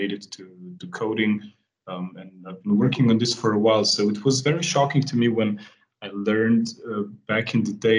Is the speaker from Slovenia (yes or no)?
yes; Slovenia; I come from Europe, from a small country called Slovenia